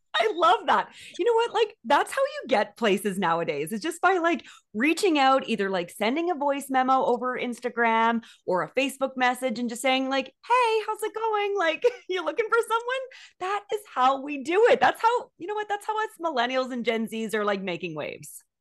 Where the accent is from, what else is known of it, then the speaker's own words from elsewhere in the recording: Petawawa, Ontario, Canada; my hometown of Petawawa, I grew up with a lot of kids whose parents were in the military